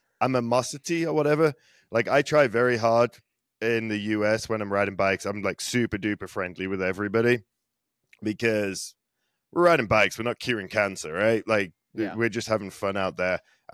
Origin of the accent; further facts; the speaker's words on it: England, United Kingdom; now in United States; Oh man, where I grew up in England